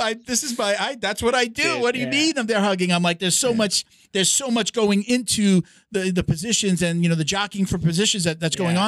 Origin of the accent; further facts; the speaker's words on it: Long Island, New York, United States; my parents are Puerto Rican, but yeah, grew up on Long Island. You know, born in the city, moved out to Long Island